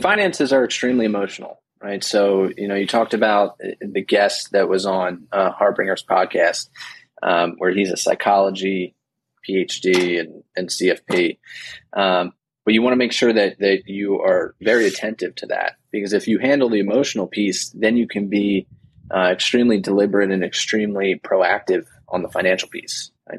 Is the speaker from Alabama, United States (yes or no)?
no; New Jersey, United States; I grew up in New Jersey